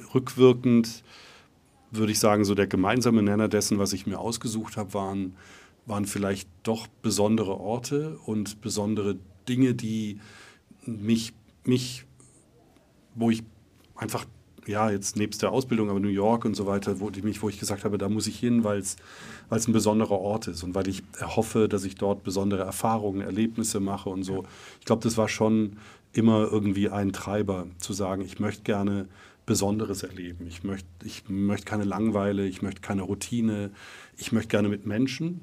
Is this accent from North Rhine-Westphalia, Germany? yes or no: no; Reutlingen, Baden-Württemberg, Germany; also born or lived in Neunkirchen, Saarland; ins Schwäbische nach Reutlingen ähm, in der Nähe von Stuttgart. Und dort bin ich auch aufgewachsen